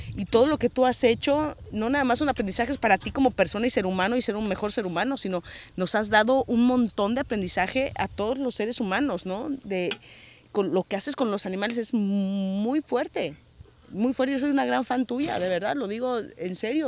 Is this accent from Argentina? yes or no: no; Mexico; moved away as an adult; now in United States; yo amo México y me hubiera encantado no haberme tenido que, que, salir de México